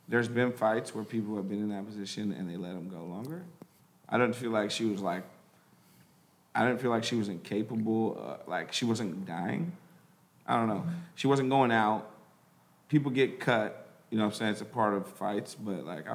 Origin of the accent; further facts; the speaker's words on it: Humboldt County, California, United States; I'm from Humboldt County